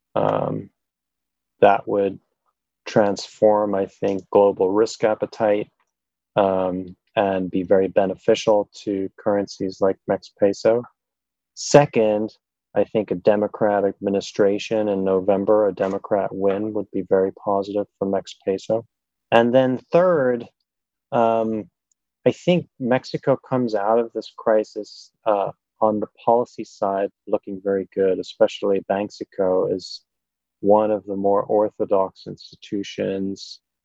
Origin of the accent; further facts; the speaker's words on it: Germany; moved away; I grew up in Germany